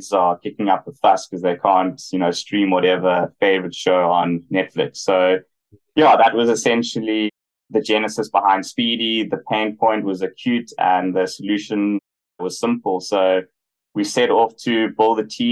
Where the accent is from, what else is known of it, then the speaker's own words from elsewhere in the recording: South Africa; moved away as an adult; also born or lived in Hong Kong / United States; grew up in South Africa, spent 6 years working in Hong Kong and more recently in the US